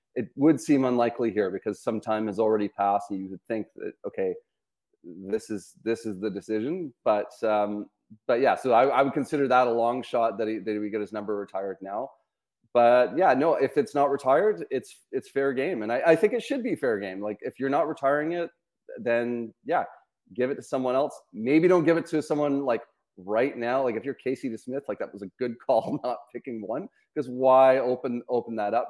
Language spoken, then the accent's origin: English; Vancouver, British Columbia, Canada; growing up in Vancouver